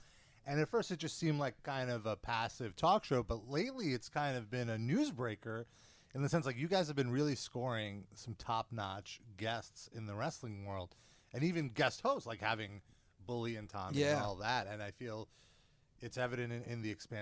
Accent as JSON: {"language": "English", "region": "New York", "country": "United States", "said": "I'm a New Yorker"}